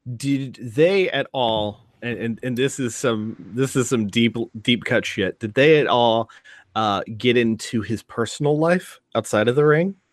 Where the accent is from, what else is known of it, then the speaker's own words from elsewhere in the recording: Ireland; speaking as an Irish man